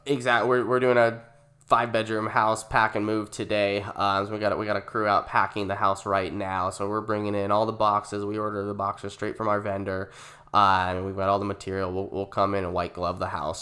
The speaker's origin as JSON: {"language": "English", "town": "Gilbert", "region": "Arizona", "country": "United States", "tie": "born or raised there", "said": "we relocated to Gilbert when I was nine years old. It was two thousand two. Um, I mean, we li-, I grew up in Valvista Lakes"}